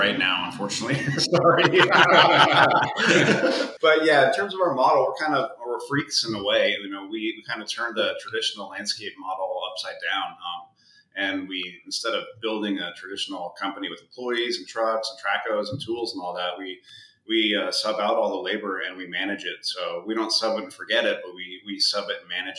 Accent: Edmonds, Washington, United States; We both were born and raised in Edmonds, Washington

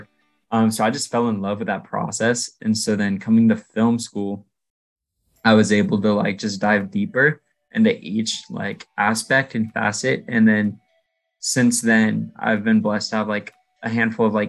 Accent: Seattle, Washington, United States; moved away as an adult; now in Southern California, United States; I grew up in Seattle.

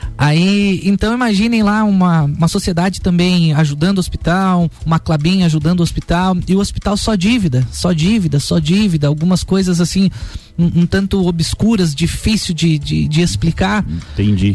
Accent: Otacílio Costa, Santa Catarina, Brazil; Eu nasci e fui criado lá em Otacílio Costa

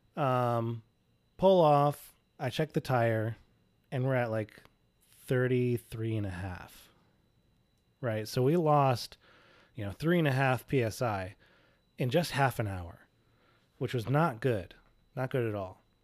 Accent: Indianapolis, Indiana, United States; we're, we're from Indianapolis

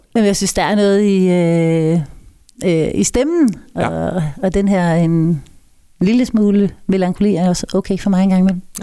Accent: Kolding, Southern Denmark, Denmark; Født og opvokset. Trådt mine barnesko i Koldings gader.

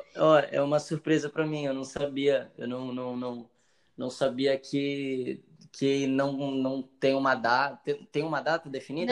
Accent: Santos, São Paulo, Brazil; Eu sou daqui do Marapé. Nasci aqui.

